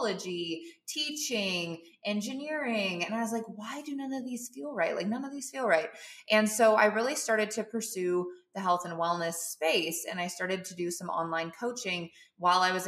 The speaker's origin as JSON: {"language": "English", "region": "Montana", "country": "United States", "tie": "born or raised there", "also_born_or_lived": "San Diego, California / Colorado", "moved": "as an adult", "lives_now": "Austin, United States", "said": "I'm from Montana, not a cow town, but just as close as you can possibly get"}